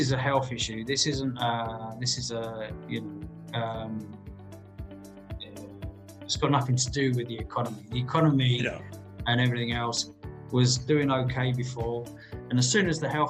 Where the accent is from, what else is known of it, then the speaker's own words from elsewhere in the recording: Croydon, London, United Kingdom; accent: South London; also born or lived in Spain / Purley / Surrey; now in San Pedro de Alcántara, Spain; originally I'm from Croydon, from Purley, you know, and Surrey.